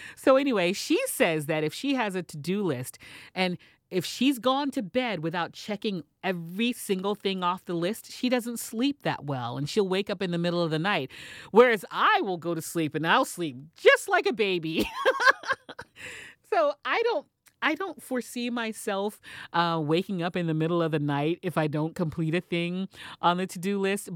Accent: Texas, United States; moved away; I am originally from Texas

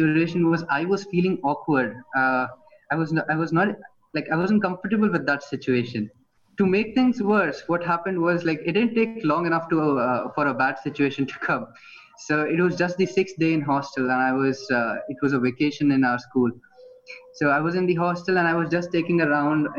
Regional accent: Fujairah, United Arab Emirates; first language Hindi; English is a second language; since I grew up here in Fujairah, the way how I speak the mother tongue, which is Hindi, was a little bit different.

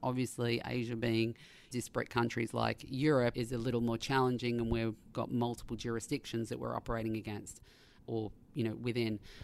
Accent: Australia; being an Australian

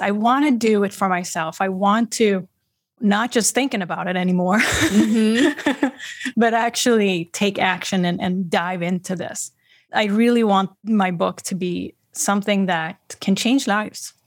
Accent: Sweden; now in Boston, United States; I'm originally from Sweden. I live in the greater Boston area, Massachusetts, on the East Coast

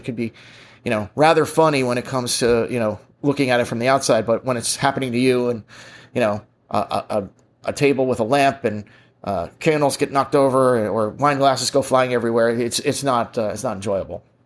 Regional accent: United States; I'm an American

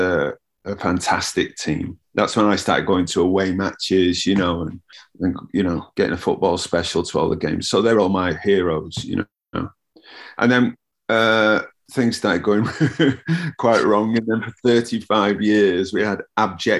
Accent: Manchester, North West England, United Kingdom; I was born in central Manchester in a place called Alcrington

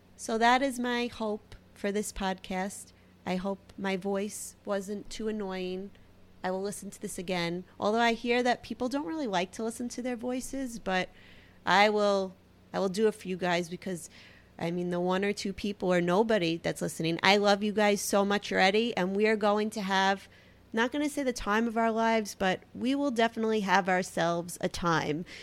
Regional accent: New York City, New York, United States; accent: Brooklyn; my Brooklyn accent. I mean, I can't really hear it, but I've heard it's very heavy.

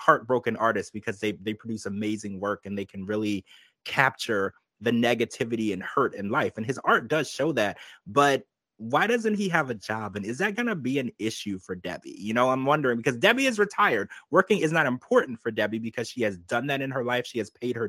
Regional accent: Louisiana, United States; I grew up in Louisiana

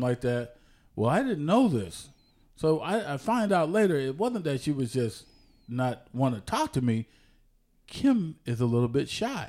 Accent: San Jose, California, United States; also born or lived in Oklahoma / Ohio; I was born in San Jose, California

